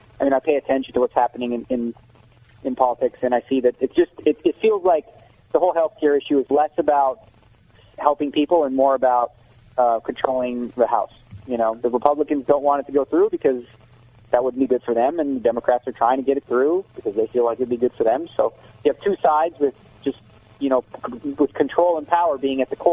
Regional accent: Canada; now in United States; I'm Canadian

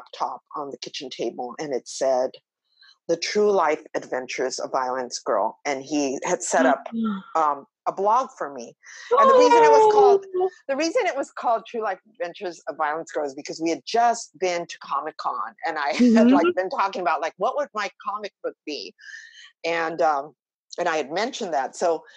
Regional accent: Los Angeles, California, United States; growing up in East LA during the 60s and 70s

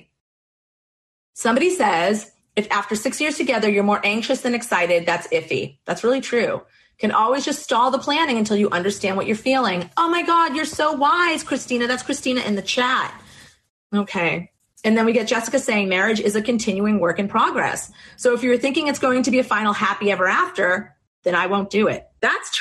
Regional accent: Boston, Massachusetts, United States; you can tell I'm from Boston

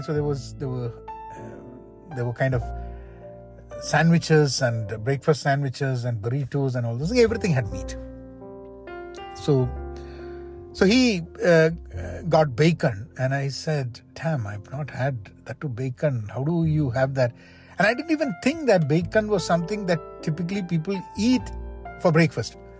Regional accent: Kerala, India; moved away as an adult; also born or lived in Washington, D.C., United States; now in United States; Growing up in India, in Kerala

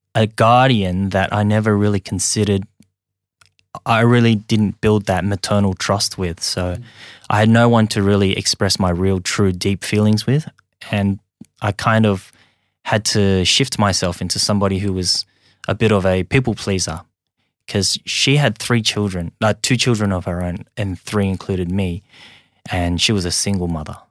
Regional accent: Sydney, New South Wales, Australia; English is a second language; also born or lived in Hong Kong; I'm just an immigrant that came here when I was very young um, and ended up growing up in Australia eating Vegemite sandwiches

